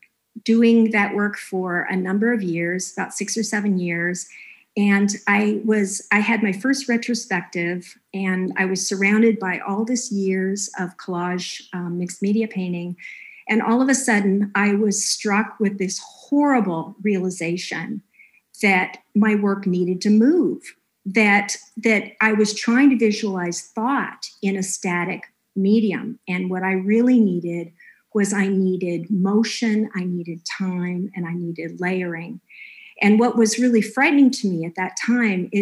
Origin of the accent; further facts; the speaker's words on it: Los Angeles, California, United States; moved away; also born or lived in Ohio; I'm from Los Angeles, part of me had always had this thought that I was going to move back